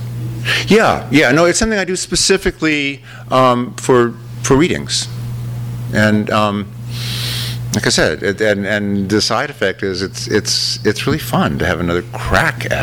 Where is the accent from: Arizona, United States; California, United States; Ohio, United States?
California, United States; Los Angeles; LA is my hometown